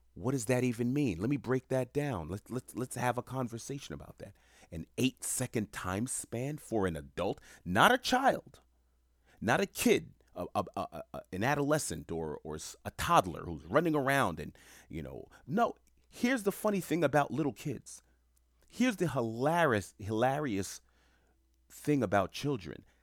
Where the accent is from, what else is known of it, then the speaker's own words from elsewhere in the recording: New York City, New York, United States; growing up in Queens, New York when I did